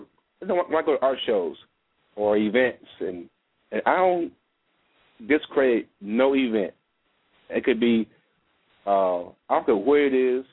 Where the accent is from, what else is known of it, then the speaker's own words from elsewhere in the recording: Alabama, United States; moved away; my hometown area, Alabama